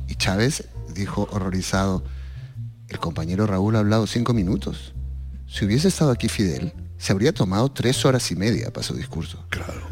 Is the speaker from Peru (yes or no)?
yes; Peru; now in Spain; llevo viviendo fuera de Perú y que te van convirtiendo en una persona que ya nunca volverá a ser el peruano, ya ni siquiera existe el Perú que, yo dejé